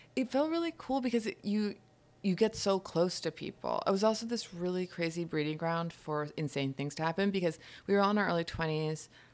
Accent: Hudson Valley, upstate New York, United States; moved away as an adult; also born or lived in London; now in New York City, United States; I grew up in upstate New York, in the Hudson Valley.

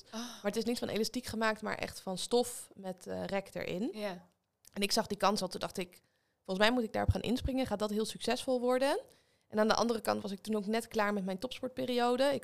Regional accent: Leiden, South Holland, Netherlands; now in Weesp, Netherlands; In Leiden.

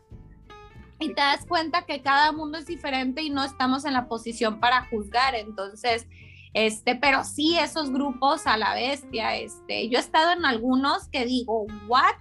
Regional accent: Zamora, Michoacán, Mexico; Soy originaria de Zamora, Michoacán

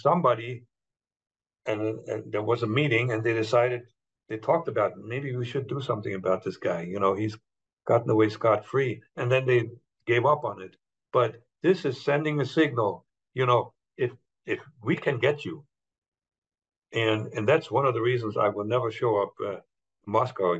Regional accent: Germany; moved away as an adult; now in United States; I was German. I'm born German, but now I'm American.

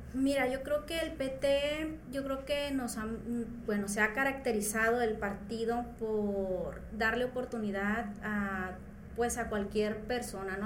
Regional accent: Culiacán, Sinaloa, Mexico; soy de aquí de Culiacán, vengo de la colonia 21 de marzo

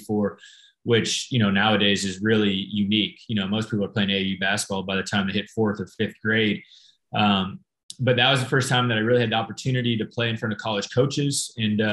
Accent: Phoenix, Arizona, United States; now in San Francisco, United States; Born and raised in Phoenix, Arizona.

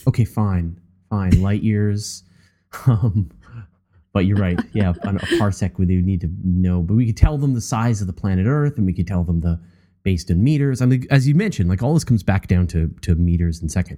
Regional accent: Canada; I, I'm a Canadian, and so I think in metric.

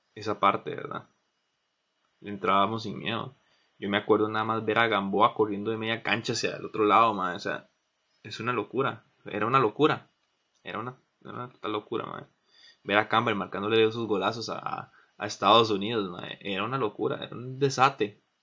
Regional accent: Pérez Zeledón, San José, Costa Rica; Yo soy de Pérez

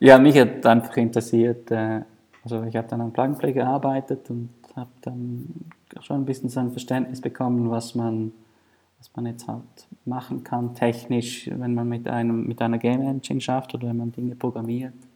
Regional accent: Thurgau, Switzerland; ich bin in Thurgau aufgewachsen. Das ist neben der Bodensee.

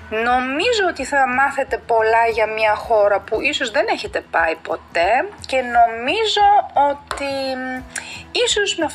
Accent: Greece; moved away as an adult; also born or lived in South Africa; σαν Ελληνίδα

